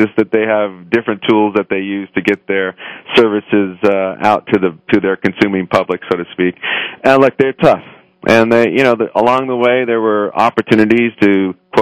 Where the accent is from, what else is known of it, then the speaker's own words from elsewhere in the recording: Los Angeles, California, United States; I grew up in Highland Park, Northeast Los Angeles